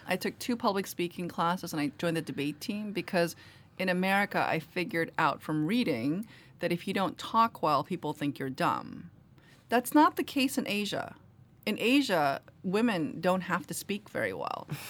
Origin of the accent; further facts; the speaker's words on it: New York City, New York, United States; English is a second language; also born or lived in Korea; I grew up in Queens, where there's a lot of Irish Americans.